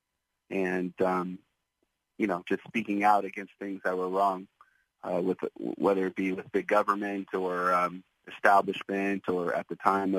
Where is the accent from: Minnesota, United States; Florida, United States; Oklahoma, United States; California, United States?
California, United States; Oakland; moved away as an adult; also born or lived in Seattle, Washington; now in Anderson Township, Ohio, United States; we moved back home, and that was Oakland, California. So I grew up in the Bay Area